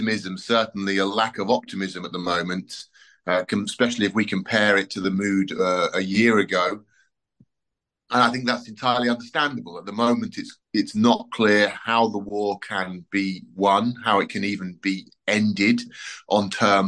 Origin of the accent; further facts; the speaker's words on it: United Kingdom; moved away as an adult; now in Kyiv, Ukraine; I'm British, so I grew up in Britain